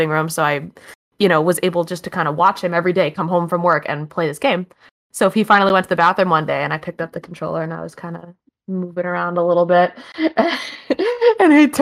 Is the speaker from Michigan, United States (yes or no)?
no; Maine, United States; also born or lived in Buffalo, New York; we ended up moving back to my home state of Maine